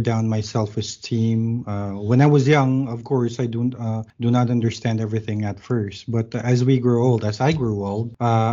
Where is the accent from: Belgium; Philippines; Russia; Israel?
Philippines; Manila, Metro Manila; moved away as an adult; now in Bacolod, Philippines; I grew up in Manila